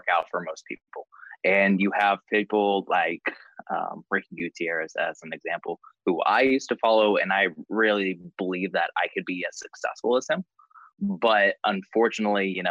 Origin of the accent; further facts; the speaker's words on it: Texas, United States; moved away as an adult; now in Pittsburgh, United States; And I'm from Texas originally, currently living in Pittsburgh, Pennsylvania.